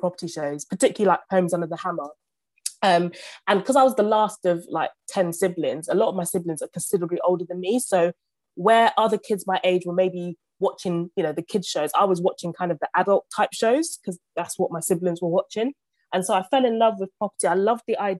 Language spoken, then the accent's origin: English; London, United Kingdom; also born or lived in Uganda; Grew up in a council flat in Southeast London